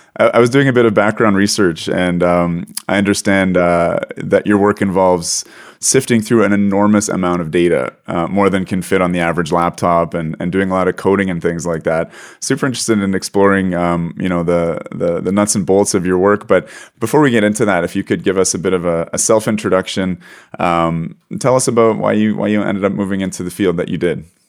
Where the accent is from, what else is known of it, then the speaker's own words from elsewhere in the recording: Canada; as a Canadian, not even living in the north of Canada, but experiencing some uh, unusual northern weather in the south part of Canada